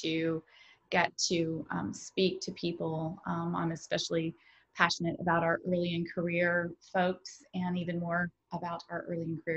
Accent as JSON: {"language": "English", "region": "the South", "country": "United States", "said": "I'm from the South"}